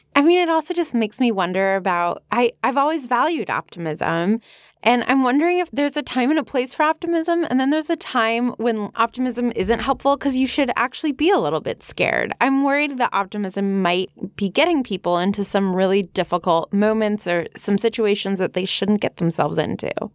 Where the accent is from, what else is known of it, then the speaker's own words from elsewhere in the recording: Los Angeles, California, United States; moved away; we're doing my hometown show tonight